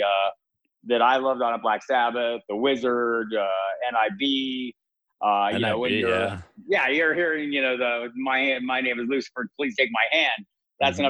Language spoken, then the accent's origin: English; Tucson, Arizona, United States; I was native. I was born in Tucson, Arizona.